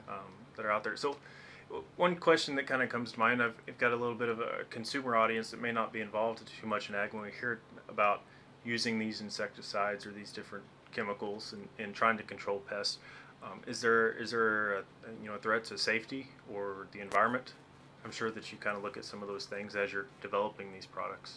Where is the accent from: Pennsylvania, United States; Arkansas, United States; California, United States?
Arkansas, United States; now in Montana, United States; growing up in Arkansas